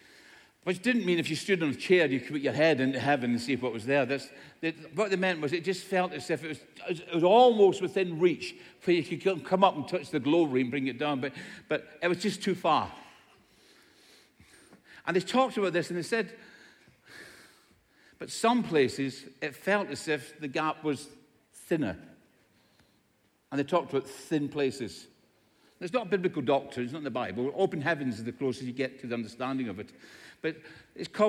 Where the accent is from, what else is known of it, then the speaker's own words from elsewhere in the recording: Scotland, United Kingdom; In Scotland, where I come from, everybody speaks like this